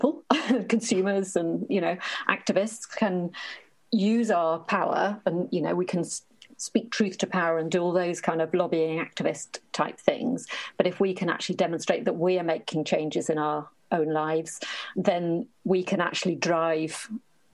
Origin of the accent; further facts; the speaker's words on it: Norfolk, East of England, United Kingdom; I come from Norfolk, which is in the east of England.